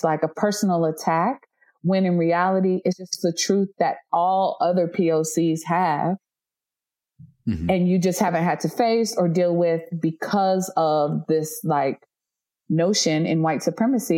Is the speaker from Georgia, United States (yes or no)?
no; North Carolina, United States; I'm from North Carolina